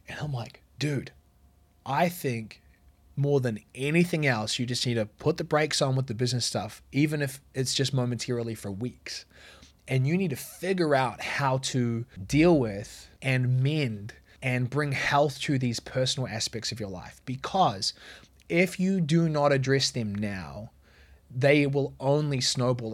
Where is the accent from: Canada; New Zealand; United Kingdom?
New Zealand; moved away; where I grew up in New Zealand.